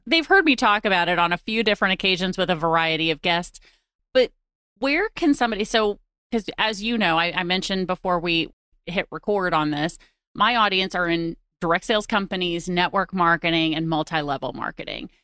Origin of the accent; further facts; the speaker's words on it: St. Louis, Missouri, United States; based in my hometown of Saint Louis, Missouri